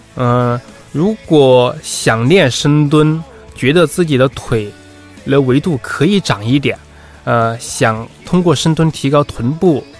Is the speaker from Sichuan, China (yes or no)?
yes; Sichuan, China; accent: Sichuan-accented Mandarin; moved away as an adult; now in Beijing, China; 我是四川人，苏东坡是我的同乡，北周东坡九流是我的家乡菜